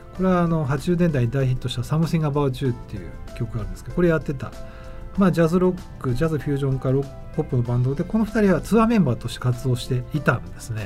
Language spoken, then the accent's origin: Japanese; Tokyo, Japan; 僕もあの地元の東京のねあの区の